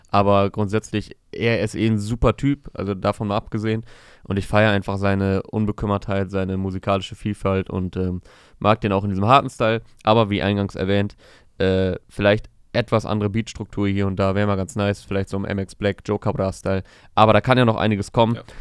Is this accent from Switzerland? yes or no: no; Hohenschönhausen, Berlin, Germany; Ich bin halt wirklich in der Scheiße aufgewachsen, in Armut in Hohenschönhausen.